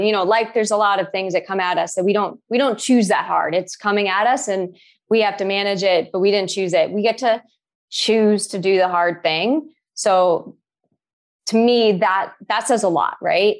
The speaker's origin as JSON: {"language": "English", "town": "Boston", "region": "Massachusetts", "country": "United States", "also_born_or_lived": "Boulder, Colorado", "said": "I'm from Boston"}